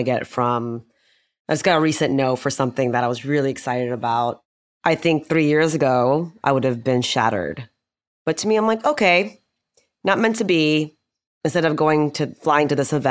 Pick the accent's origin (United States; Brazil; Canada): United States; who did grow up here, born and raised